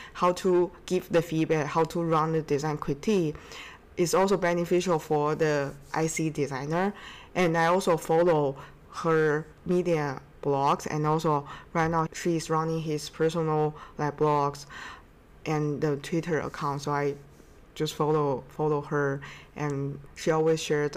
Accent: China; moved away; also born or lived in Seattle / Boston; I'm from China

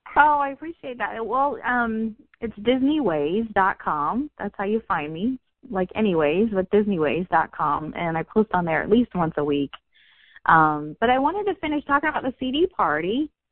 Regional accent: Orlando, Florida, United States; born and raised in Orlando

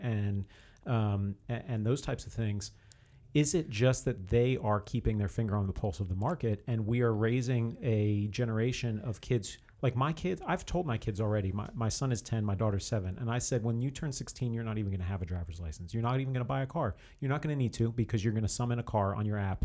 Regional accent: New Jersey, United States; I grew up in New Jersey

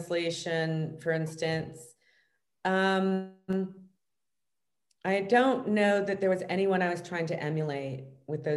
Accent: Los Angeles, California, United States; I grew up here in Los Angeles

